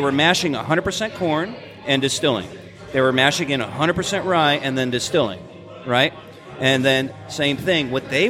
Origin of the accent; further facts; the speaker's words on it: Athens, Georgia, United States; let's just call it in Athens because I'm from Athens, right?